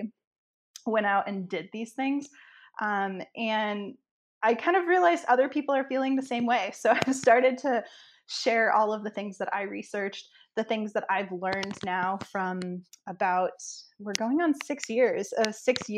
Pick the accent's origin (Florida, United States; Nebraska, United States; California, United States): Nebraska, United States; I grew up in Nebraska, so it's a small town, and I grew up on a farm